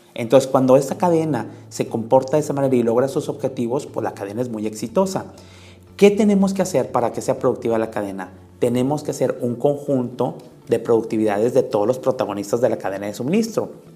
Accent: Mexico; nosotros como mexicanos

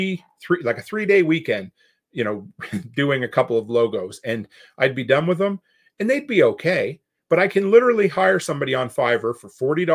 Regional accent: Nova Scotia, Canada; growing up on the East Coast where I grew up, you know, you're never, nobody ever brags about anything they do, or, you know, they're never confident in what they do. That's just the whole Nova Scotia mindset

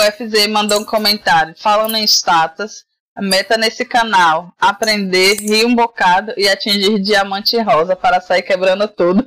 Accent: Salvador, Bahia, Brazil; eu fui criada num bairro periférico de Salvador. Para quem não percebeu, eu sou baiana, né? Moro em Salvador, na Bahia.

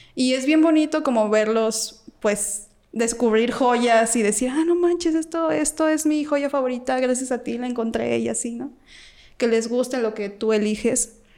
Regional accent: Guanajuato, Mexico; moved away; yo ni soy de aquí para mm. empezar, soy de Guanajuato

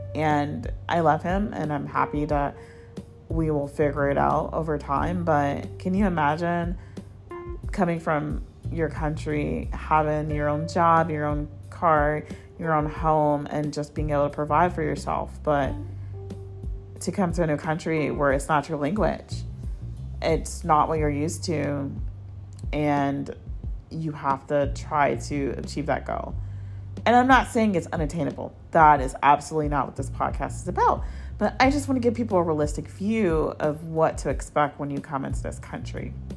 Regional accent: New York City, New York, United States; I was born in Queens, New York. So I am American

